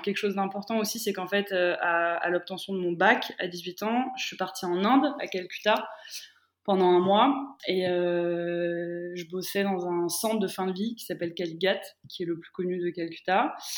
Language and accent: French; France; moved away as an adult; also born or lived in Romania / Middle East; j'ai grandi en France et à 18 ans, je décide de partir en Roumanie